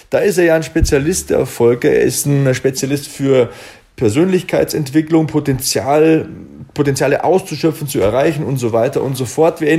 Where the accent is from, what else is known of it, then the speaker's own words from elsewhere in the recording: Bavaria, Germany; accent: Bavarian; Ich habe ja selbst einen bayerischen Akzent